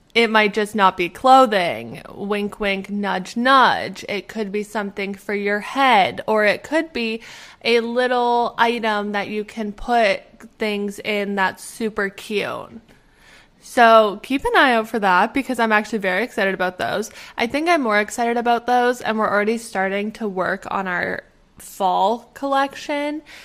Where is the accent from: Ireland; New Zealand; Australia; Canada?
Canada; moved away as an adult; now in Pittsburgh, United States; I am originally from Canada, but right now I'm living in Pittsburgh